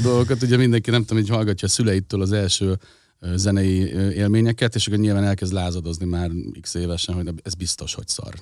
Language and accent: Hungarian; Budapest, Hungary; egy kelemföldi tizemetes lépcsőházban nevelkedtem